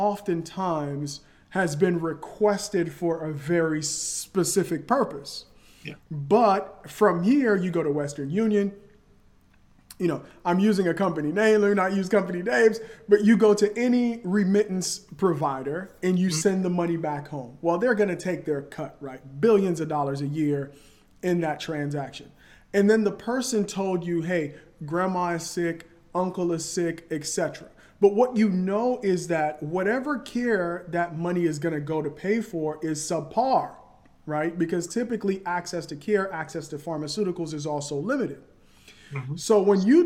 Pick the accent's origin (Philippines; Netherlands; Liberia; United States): Liberia; moved away; I'm from Liberia